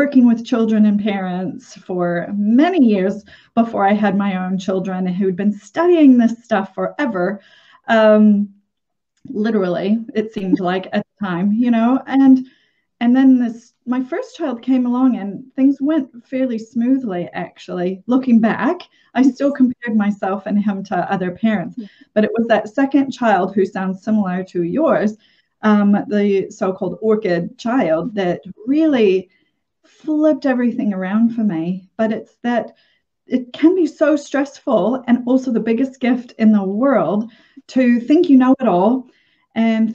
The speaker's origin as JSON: {"language": "English", "region": "Minnesota", "country": "United States", "tie": "born or raised there", "said": "Growing up in Minnesota in the 70s"}